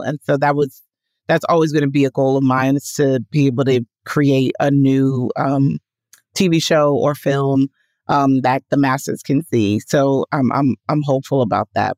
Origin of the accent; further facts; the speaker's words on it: New York City, New York, United States; I was born and raised in Washington Heights, which is the neighborhood just above Harlem